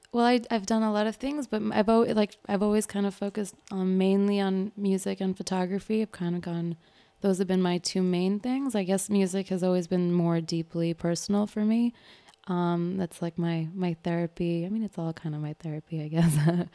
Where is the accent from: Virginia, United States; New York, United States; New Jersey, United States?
New York, United States; Manhattan; I'm from Manhattan. Okay. I'm from Kips Bay. Gibbs Bay represent. It's like Midtown East Side little area.